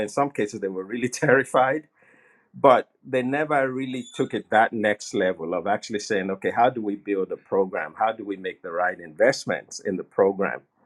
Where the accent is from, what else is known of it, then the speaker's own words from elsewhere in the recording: Nigeria; moved away; I was born and raised in Nigeria